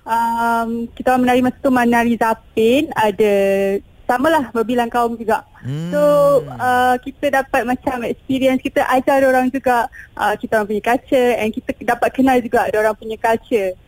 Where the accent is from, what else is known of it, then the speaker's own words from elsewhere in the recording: Johor, Malaysia; saya daripada ah, Johor